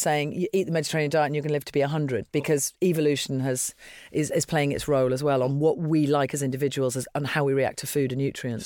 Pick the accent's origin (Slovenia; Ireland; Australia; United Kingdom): Ireland; Dublin, Leinster; moved away; my passport is Irish, so that's something that you perhaps wouldn't have expected 'cause I was born in Dublin